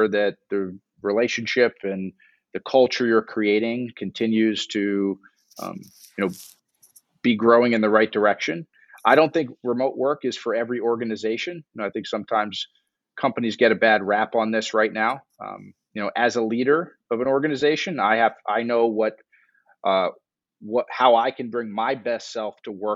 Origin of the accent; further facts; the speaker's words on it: Miami, Florida, United States; moved away; also born or lived in New York / Newark, New Jersey; I grew up in Miami